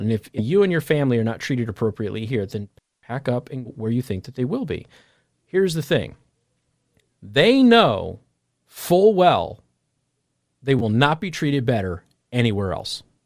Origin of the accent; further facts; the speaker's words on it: Las Vegas, Nevada, United States; moved away; also born or lived in Midwest; I'm from Vegas